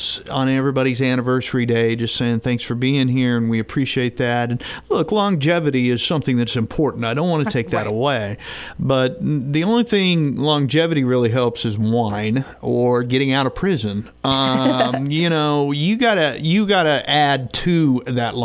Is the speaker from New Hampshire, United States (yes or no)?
no; Southwest Missouri, United States; I grew up in Southwest Missouri.